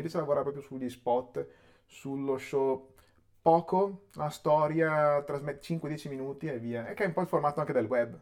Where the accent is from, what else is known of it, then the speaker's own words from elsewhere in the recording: Chiari, Lombardy, Italy; a Chiari, okay. in provincia di Brescia, che è dove sono nato e cresciuto